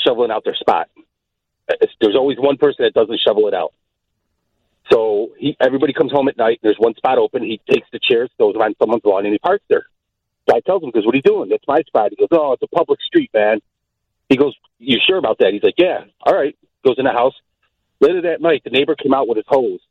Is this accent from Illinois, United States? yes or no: yes; Chicago, Illinois, United States; I come from the South Side when I was a kid